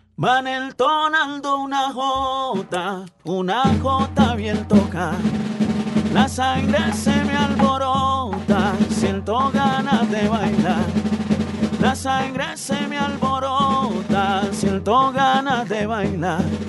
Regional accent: San Juan region, Chocó, Colombia; moved away as an adult; also born or lived in Quibdó / Juradó; now in Bahía Solano, Colombia; Somos de raíces del San Juan, Ismina, Andagoya, Condoto

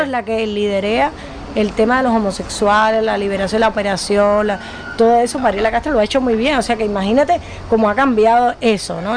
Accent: Cuba; los escritores cubanos no tenemos país

